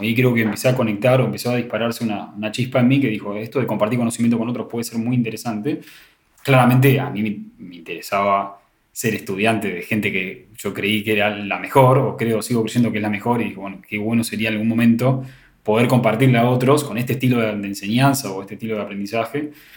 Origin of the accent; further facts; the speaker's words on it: Buenos Aires, Argentina; La Universidad de Morón es una universidad más que está en zona oeste, que es donde yo soy de Buenos Aires.